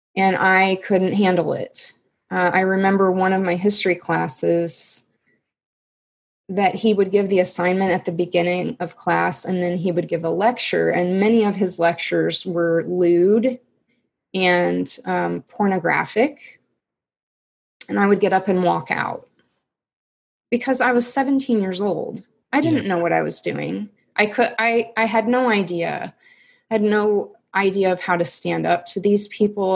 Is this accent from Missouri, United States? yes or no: yes; Missouri, United States; I just stayed in my hometown and went to the um, public university